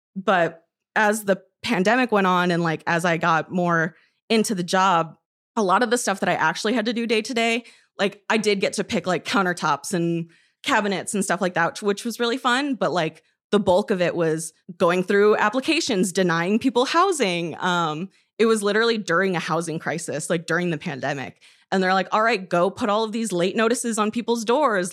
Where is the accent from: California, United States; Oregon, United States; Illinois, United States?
Illinois, United States; Roscoe; moved away; also born or lived in Madison; I'm from Roscoe, Illinois, which is, like, a small town